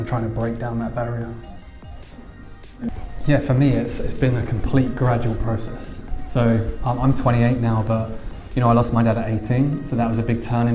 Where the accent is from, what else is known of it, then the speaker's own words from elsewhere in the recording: Essex, East of England, United Kingdom; I'm from Essex